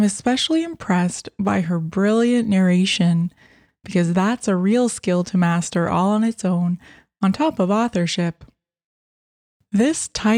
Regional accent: London, Ontario, Canada; I was born in London and I lived there for many years

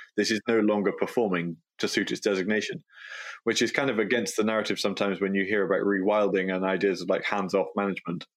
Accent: Galloway, Scotland, United Kingdom; born and brought up in Galloway

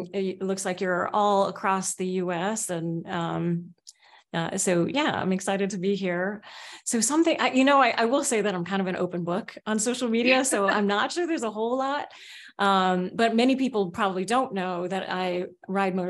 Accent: Seattle, Washington, United States; also born or lived in Oakland, California; I grew up in Oakland, California, and then in Seattle, in the south part of Seattle.

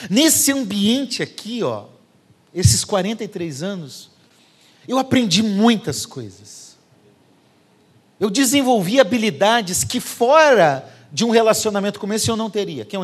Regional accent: Curitiba, Paraná, Brazil; Eu vindo lá falando porta, torto, que eu sou de Curitiba, né? Agora eu já nem sei como que eu falo, porque aqui todo mundo acha que eu falo como fala lá.

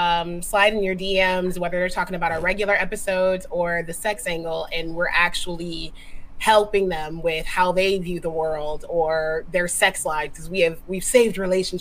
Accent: Japan; CJ and I grew up together in Japan.

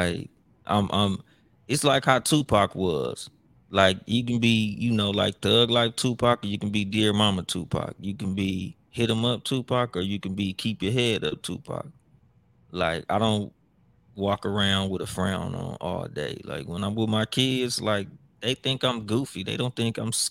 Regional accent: Compton, California, United States; growing up in Compton

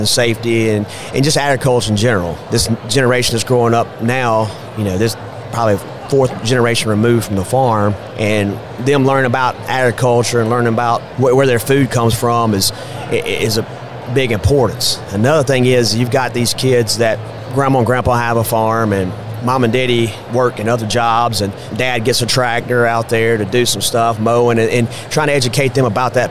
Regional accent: Columbia, Mississippi, United States; also born or lived in Hattiesburg, Mississippi; I grew up in a small town called Columbia

